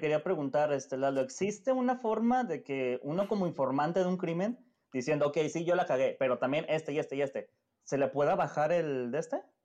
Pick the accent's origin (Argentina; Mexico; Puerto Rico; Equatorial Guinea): Mexico; nuestro querido México